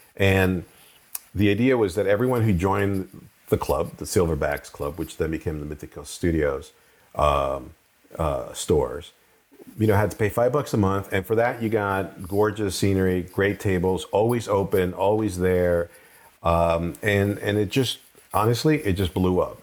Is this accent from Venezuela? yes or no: yes; Venezuela; also born or lived in Colombia; now in United States; I grew up in Venezuela, sort of, and Colombia